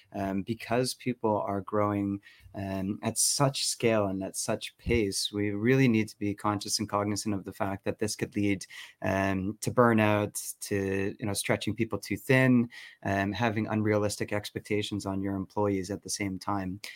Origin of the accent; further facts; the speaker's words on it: Toronto, Ontario, Canada; accent: North American; moved away as an adult; also born or lived in Berlin, Germany; now in Stockholm, Sweden; originally from Canada. So that's why you may not hear a Swedish accent coming from me